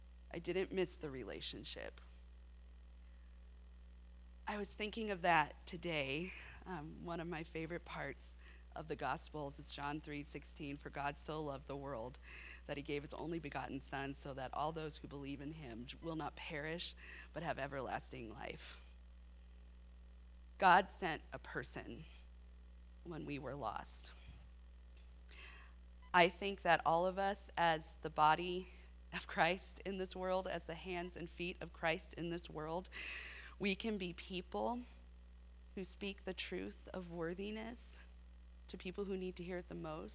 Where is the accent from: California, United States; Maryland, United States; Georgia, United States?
California, United States; San Diego; now in Abilene, United States; I grew up in San Diego